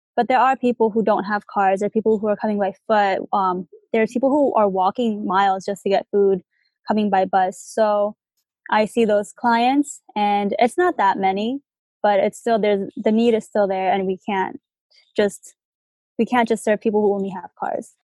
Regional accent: New Jersey, United States; moved away as an adult; now in Tucson, United States; I'm originally from New Jersey and I've been in Tucson for about like 9 months now

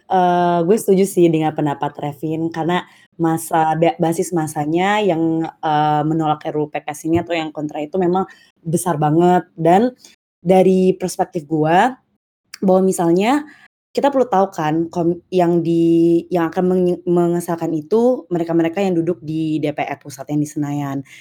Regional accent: Bengkulu, Indonesia; oh ya btw gue dari Bengkulu

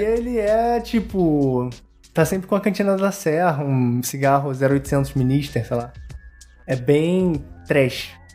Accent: Teresópolis, Rio de Janeiro, Brazil; A gente é de Teresópolis, né? Eu não nasci lá, mas eu vivi minha adolescência lá inteira. Eu fui pra lá com 11 anos.

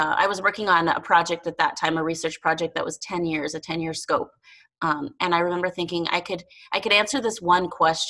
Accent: El Paso, Texas, United States; also born or lived in Las Cruces, New Mexico; now in Montana, United States; I grew up in El Paso, Texas. I was born in Las Cruces, New Mexico

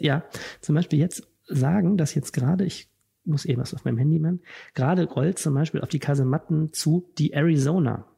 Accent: Wuppertal, North Rhine-Westphalia, Germany; now in Düsseldorf, Germany; nicht gebürtiger Düsseldorfer, sondern Wuppertaler

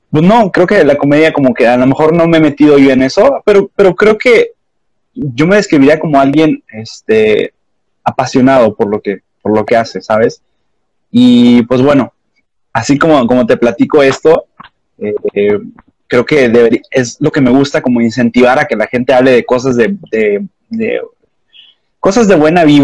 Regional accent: Mexico; de donde yo soy, en México, que es el norte

